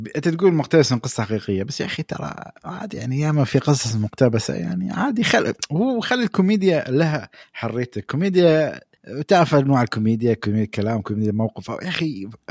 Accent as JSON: {"language": "Arabic", "country": "United Arab Emirates", "said": "عندنا في الامارات"}